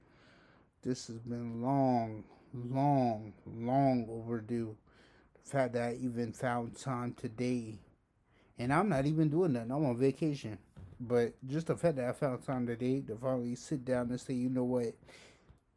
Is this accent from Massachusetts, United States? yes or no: yes; Somerville, Massachusetts, United States; Born and raised in Somerville, been here my whole life.